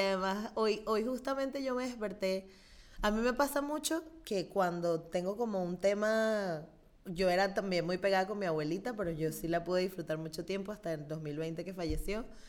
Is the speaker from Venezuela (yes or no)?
yes; Venezuela; now in Spain; yo soy venezolana